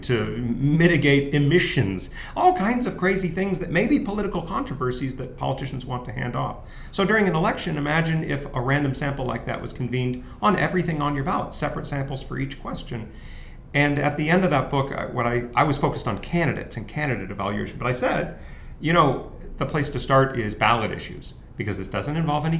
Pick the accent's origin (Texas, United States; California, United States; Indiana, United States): California, United States; San Diego; I'm from San Diego, I grew up in California